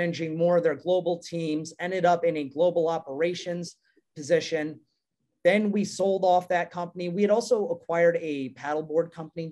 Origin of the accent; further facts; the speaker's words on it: New York, United States; now in San Clemente, United States; I was born and raised in New York